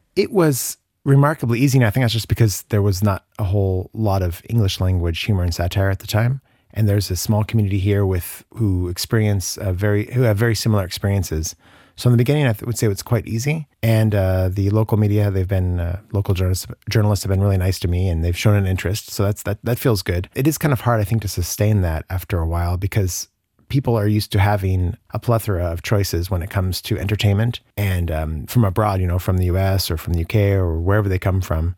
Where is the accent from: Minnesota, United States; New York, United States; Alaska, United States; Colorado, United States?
Colorado, United States; moved away as an adult; also born or lived in New Orleans / Barcelona; now in Luxembourg; I'm originally from Colorado, and I lived there until I was, uh, well, through university